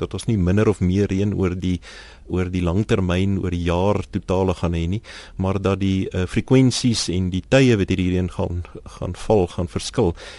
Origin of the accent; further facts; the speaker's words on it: Pretoria, Gauteng, South Africa; ek kom van Pretoria af